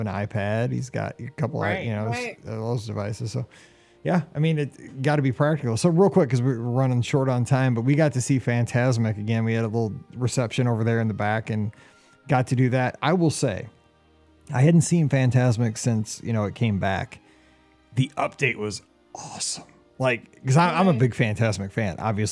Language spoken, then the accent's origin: English; Midwest, United States; I'm a Midwesterner